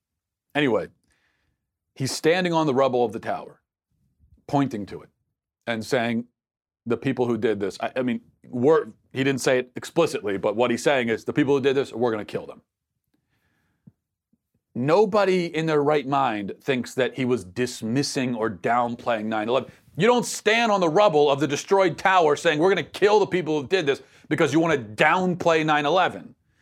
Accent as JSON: {"language": "English", "region": "Minnesota", "country": "United States", "tie": "born or raised there", "said": "the president's visit to my home state of Minnesota on Monday."}